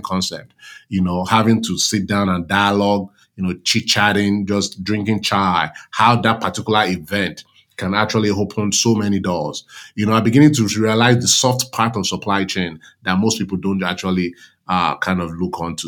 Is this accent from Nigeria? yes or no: yes; Nigeria; moved away as an adult; also born or lived in New York; now in United States; I grew up in Nigeria whereby you have multiple, multiple ethnic groups